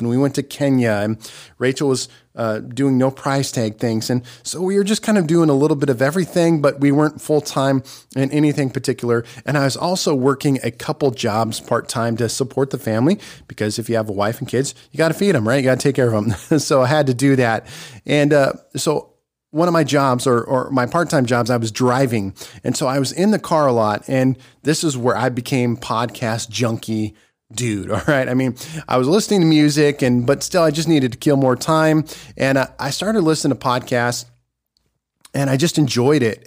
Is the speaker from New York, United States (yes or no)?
no; Nebraska, United States; moved away; Nebraska, my home state